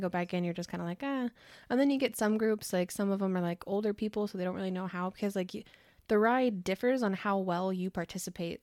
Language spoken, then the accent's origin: English; California, United States; we're both from California